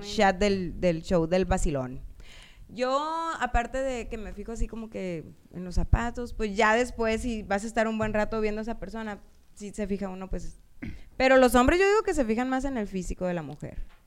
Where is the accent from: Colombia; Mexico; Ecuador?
Mexico; Puerto Peñasco, Sonora; somos de Peñasco las dos